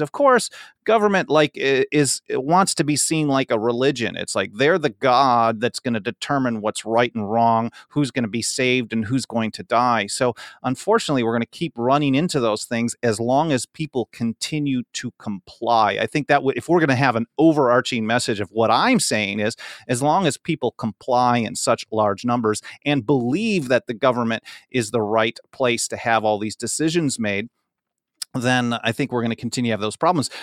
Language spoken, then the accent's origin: English; Wisconsin, United States; now in Los Angeles, United States; I grew up in Wisconsin